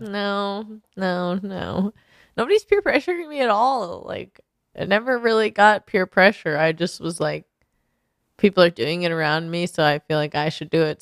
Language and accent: English; Portland, Oregon, United States; now in Los Angeles, United States; I come from Portland, so I know it's not as cold